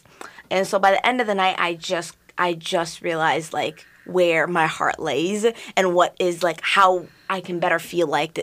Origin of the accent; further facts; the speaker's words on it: St. Louis Park, Minnesota, United States; I grew up in St. Louis Park